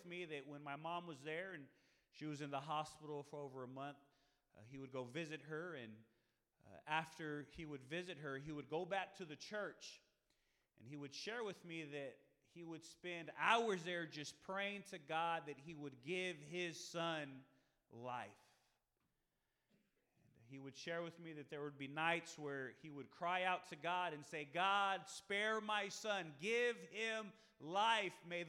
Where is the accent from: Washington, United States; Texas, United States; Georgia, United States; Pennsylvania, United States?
Texas, United States; San Marcos; moved away; I'm originally from San Marcos